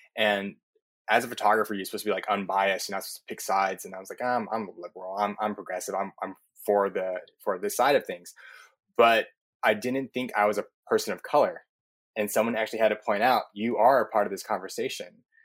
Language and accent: English; Southern California, United States; moved away as an adult; also born or lived in New York; where I grew up is in Southern California